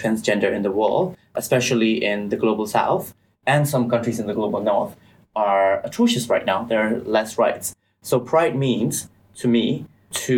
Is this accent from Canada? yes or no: no; Myanmar; now in United Kingdom; I'm originally from Burma, and I am an LGBTQ+ asylum seeker as well